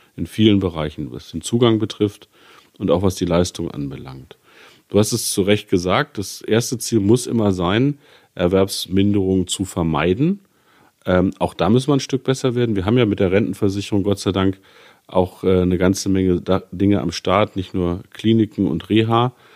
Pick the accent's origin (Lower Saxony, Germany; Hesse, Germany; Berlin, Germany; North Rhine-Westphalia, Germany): Lower Saxony, Germany; Gifhorn-Peine; meinen Wahlkreis Gifhorn-Peine. Das ist meine Heimat.